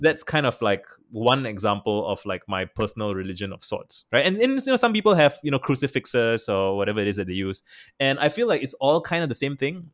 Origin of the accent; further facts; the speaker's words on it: Singapore; I'm from Singapore and I traveled to San Francisco in twenty twenty